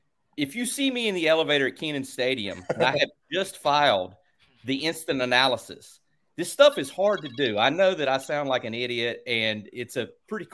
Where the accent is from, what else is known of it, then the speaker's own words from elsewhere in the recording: Mebane, North Carolina, United States; I'm from Mebane, North Carolina. I'm 6'3".